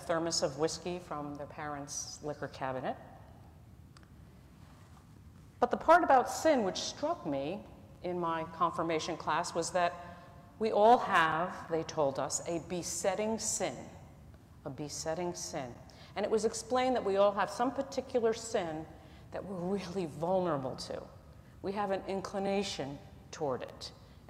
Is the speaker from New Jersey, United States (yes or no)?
yes; New Jersey, United States; I'm from New Jersey